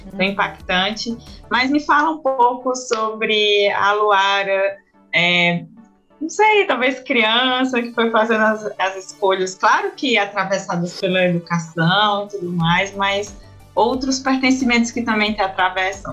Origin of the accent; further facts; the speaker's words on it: Paraíba, Brazil; sou paraibana de uma de uma cidade de interior de 400 mil habitantes